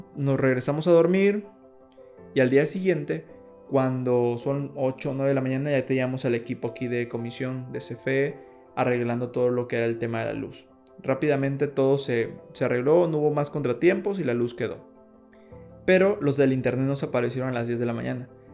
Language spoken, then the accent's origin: Spanish; Balancán, Tabasco, Mexico; Nosotros somos de Balancán